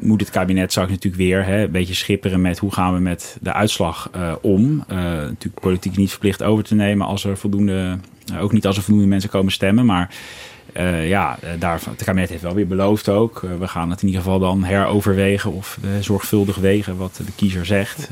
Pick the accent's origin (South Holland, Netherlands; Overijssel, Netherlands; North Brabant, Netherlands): South Holland, Netherlands; Rotterdam; ik ben zelf een Rotterdammer